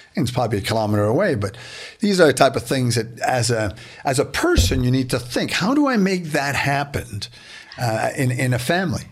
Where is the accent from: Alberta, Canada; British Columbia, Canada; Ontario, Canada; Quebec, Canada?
Quebec, Canada; Beaconsfield; I grew up in Beaconsfield in, in the West Island